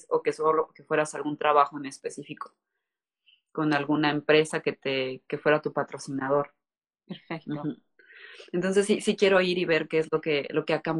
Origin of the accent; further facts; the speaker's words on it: Veracruz, Mexico; creo jarocha porque ahí estudié la mayor parte del bachillerato y de la universidad. Entonces, mm, soy, es de Veracruz.